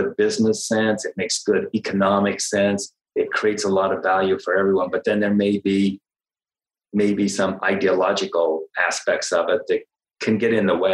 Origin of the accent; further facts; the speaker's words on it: United States; myself being an American